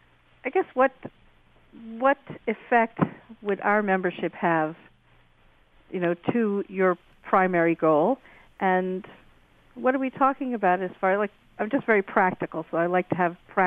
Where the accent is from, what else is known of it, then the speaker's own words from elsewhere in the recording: United States; now in Canada; as an American who lives in Canada